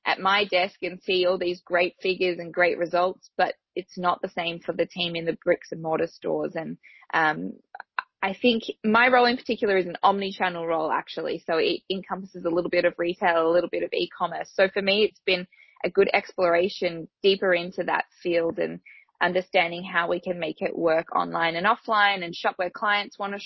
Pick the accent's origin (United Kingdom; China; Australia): Australia